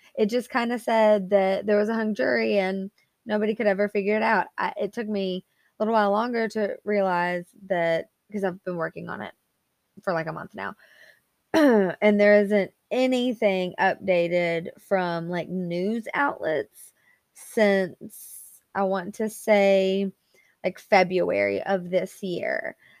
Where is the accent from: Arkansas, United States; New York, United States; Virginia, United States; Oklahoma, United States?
Arkansas, United States; now in Alabama, United States; I was actually not born here, I was born in Arkansas